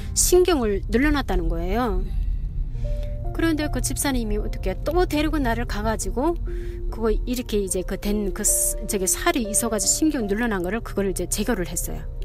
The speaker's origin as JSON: {"language": "Korean", "country": "North Korea", "also_born_or_lived": "China", "moved": "as an adult", "lives_now": "Salt Lake City, United States", "said": "저는 북한에서"}